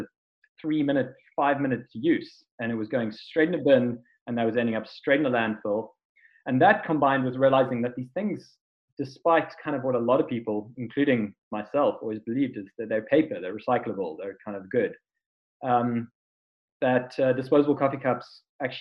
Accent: South Africa; being South African

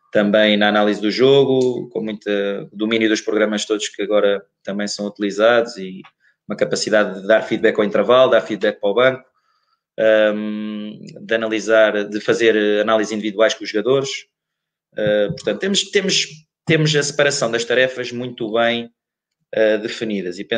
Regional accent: Évora, Alentejo, Portugal; Ele veio do norte, ele veio do norte, eu vim do, de Évora, o Nuno andou em Lisboa

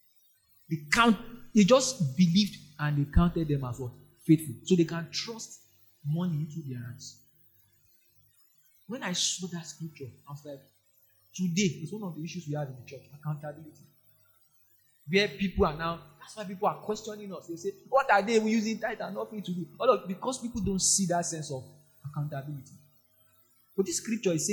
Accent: Nigeria; I'm only Nigerian there.

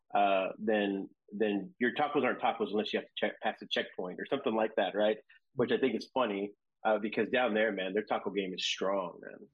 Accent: Seguin, Texas, United States; also born or lived in San Antonio, Texas; I was born in San Antonio. Um, then I moved to the outskirts, a little town named Seguin

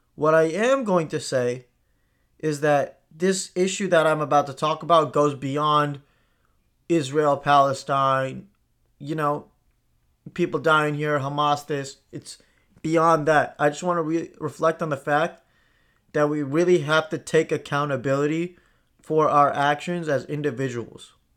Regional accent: India; I grew up in India

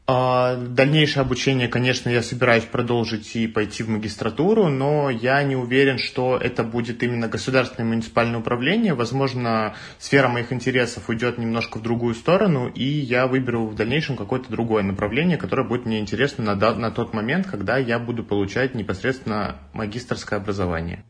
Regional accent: Tver, Tver Oblast, Russia; moved away as an adult; now in Moscow, Russia; я из Твери

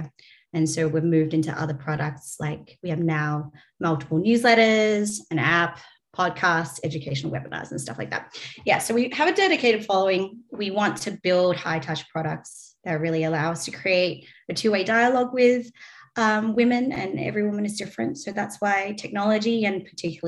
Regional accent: Australia; accent: Australian; moved away; Australian, if you can't tell from my accent

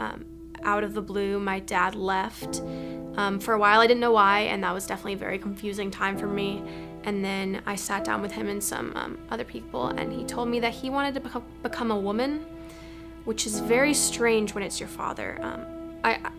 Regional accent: Madison, Wisconsin, United States; I grew up in Madison, Wisconsin, with five older brothers and two wonderful parents, both British.

